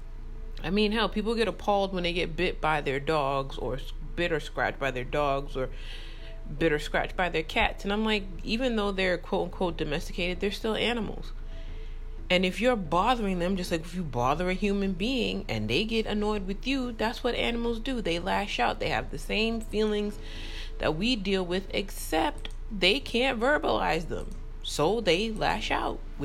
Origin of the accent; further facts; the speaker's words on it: New York, United States; I grew up in New York